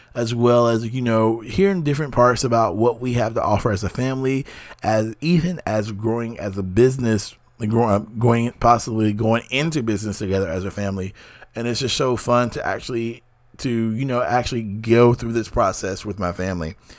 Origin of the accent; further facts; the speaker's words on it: North Carolina, United States; being a North Carolinian and being an American